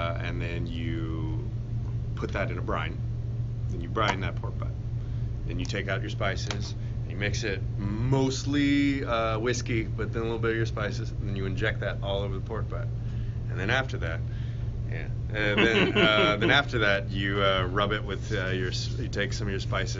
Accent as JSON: {"language": "English", "region": "Texas", "country": "United States", "said": "I'm Texan"}